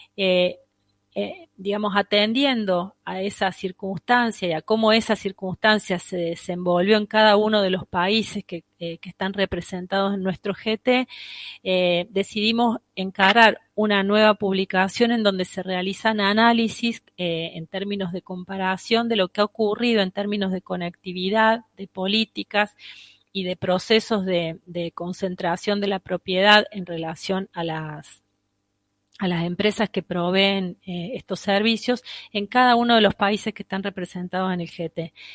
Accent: Argentina

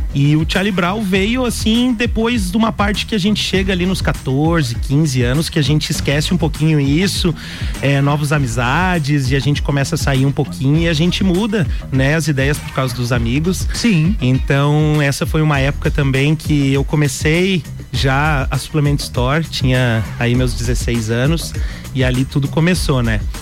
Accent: Lages, Santa Catarina, Brazil; eu nasci em Lages

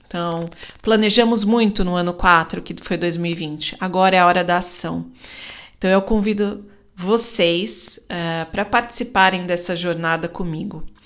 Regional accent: Brazil; como uma boa brasileira

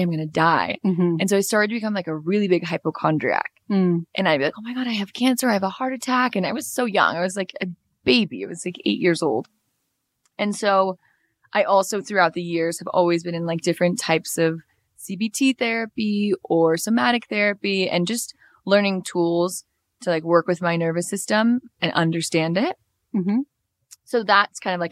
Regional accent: Los Angeles, California, United States; now in Mexico City, Mexico; I'm from Los Angeles, from California, living here in Mexico City

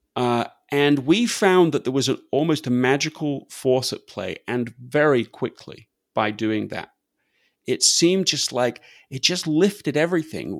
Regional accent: England, United Kingdom; accent: English; moved away as an adult; now in United States; my English accent

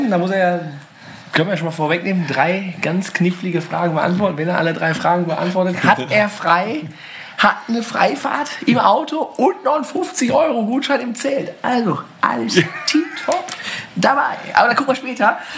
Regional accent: Scherpenberg, North Rhine-Westphalia, Germany; Ja, ich komme auch aus Scherpenberg auch noch kurz vorbei.

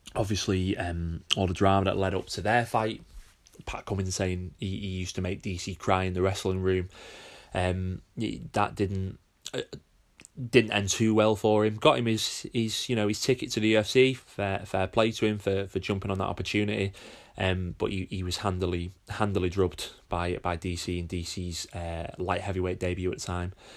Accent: United Kingdom; being a Brit myself

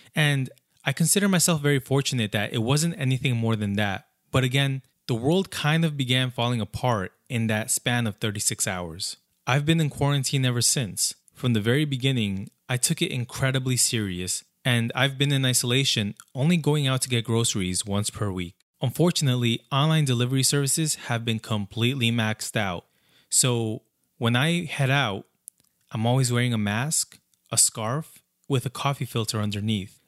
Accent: Brentwood, New York, United States; on Long Island, specifically Brentwood, one of the largest communities of immigrants, like, that's my hometown

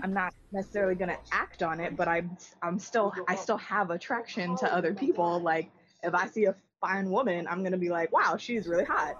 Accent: Hawaii, United States; born and raised in Hawaii

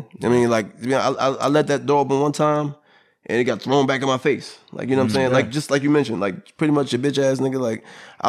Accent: New York, United States; I'm originally from New York. I'm from that, you know, I'm not saying I'm from exactly from the city, but I'm from the outskirts of the city.

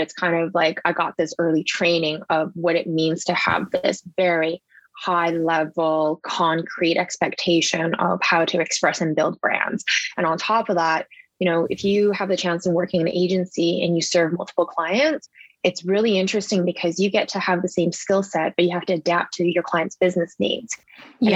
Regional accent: Vancouver, British Columbia, Canada; I'm local from Vancouver. I've lived here my whole life

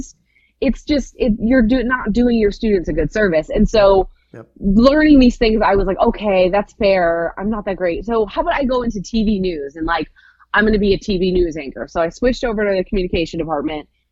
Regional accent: Michigan, United States; moved away as an adult; now in Indianapolis, United States; I am originally from Michigan

